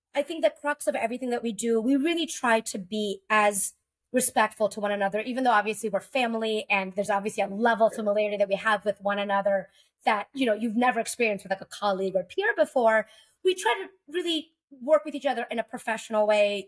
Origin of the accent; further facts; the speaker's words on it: Texas, United States; moved away as an adult; I moved back to Texas, which is my home state